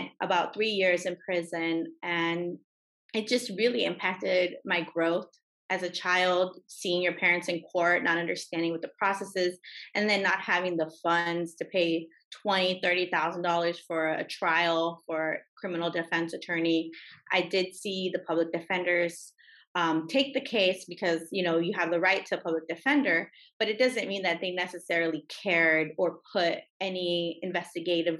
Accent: Los Angeles, California, United States; I was raised in California, in Los Angeles.

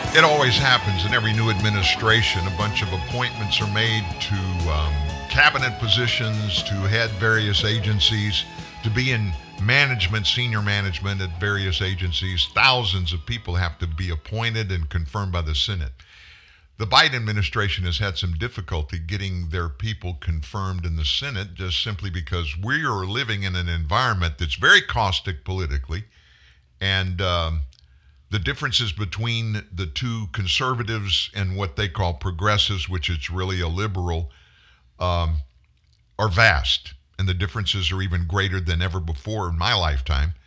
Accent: United States; we as Americans

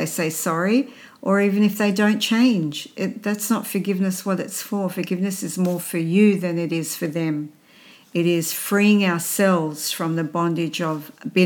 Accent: Sydney, New South Wales, Australia; also born or lived in Baghdad, Iraq; my parents and I moved to Australia when I was 2 years old

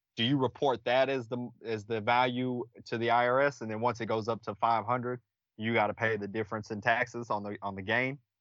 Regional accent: Killeen, Texas, United States; I'm from Killeen, Texas, uh, born and raised, travel for a living now

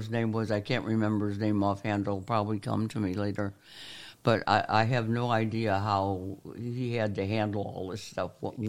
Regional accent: St. Louis, Missouri, United States; moved away as an adult; also born or lived in Baden, Missouri / South Orange, New Jersey; Yes, I grew up in St. Louis County, really.

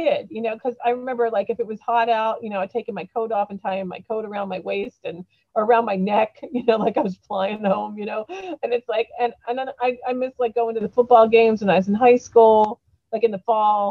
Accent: Punxsutawney, Pennsylvania, United States; born or raised there; moved away

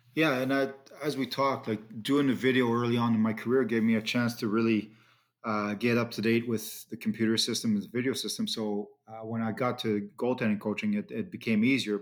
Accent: Ottawa, Ontario, Canada; growing up in Ottawa, it's always, um, you know, it's always nice to be at home

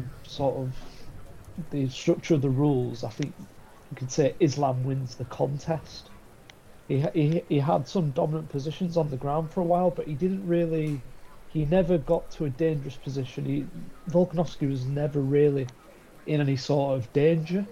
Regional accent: United Kingdom; I'm a Brit flag. I grew up here

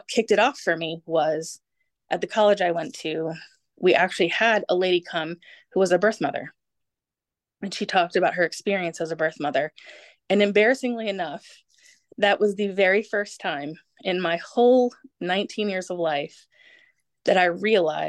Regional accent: United States; also born or lived in Germany; I am an American, born to an American, adopted by Americans on an Air Force base in Germany

